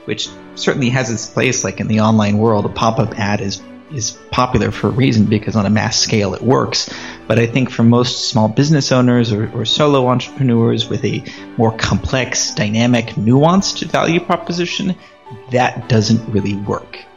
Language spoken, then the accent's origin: English; San Diego, California, United States; moved away as an adult; also born or lived in Armenia; now in Davao City, Philippines; I'm originally from California, the good old USA, San Diego. And I stayed the first 18 years of my life